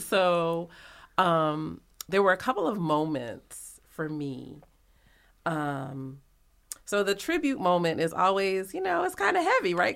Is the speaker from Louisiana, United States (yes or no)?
yes; New Orleans, Louisiana, United States; I'm from New Orleans